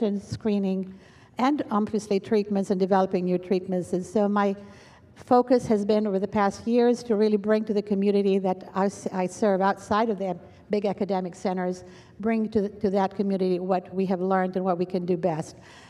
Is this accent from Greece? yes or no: yes; Greece; moved away; also born or lived in London, England; I moved to Greece, which is my home country